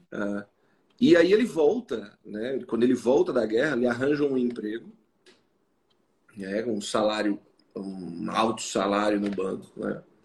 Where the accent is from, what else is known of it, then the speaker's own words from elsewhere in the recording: João Pessoa, Paraíba, Brazil; eu sou psicólogo, sou de João Pessoa